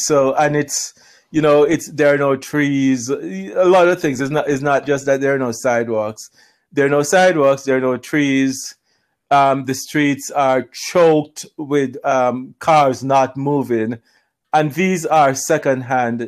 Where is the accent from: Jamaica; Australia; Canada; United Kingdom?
Jamaica; Kingston; now in Zurich, Switzerland; that's my hometown